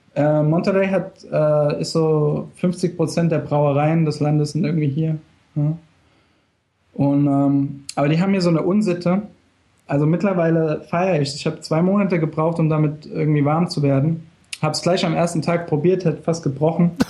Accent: Germany; now in Mexico; Als Deutscher

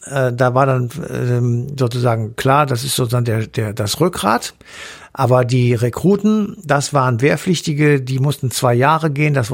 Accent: Germany; Das zweite große Problem, genauso wie bei uns in der DDR, in der NVA, waren von diesen 20.400 Soldaten 4.600 ehemalige Wehrmachtssoldaten.

